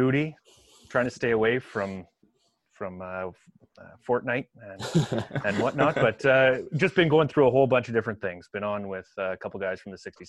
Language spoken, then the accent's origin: English; Kitchener, Ontario, Canada; And then I grew up in Kitchener